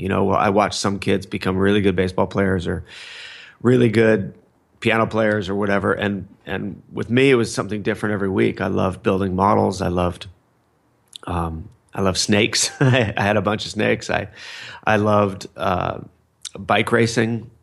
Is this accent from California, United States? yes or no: yes; Fullerton, California, United States; I grew up in Fullerton, California